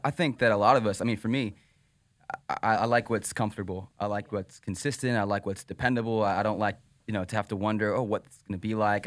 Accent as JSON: {"language": "English", "region": "Pennsylvania", "country": "United States", "moved": "yes", "said": "I'm from Pennsylvania"}